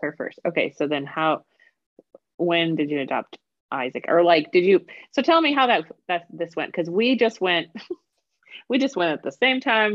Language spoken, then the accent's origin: English; Wisconsin, United States; I'm from Wisconsin.